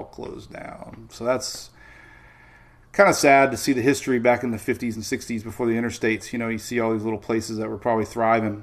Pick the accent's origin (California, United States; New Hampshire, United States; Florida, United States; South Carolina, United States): Florida, United States; Bradenton; now in Oldsmar, United States; So I was born in Bradenton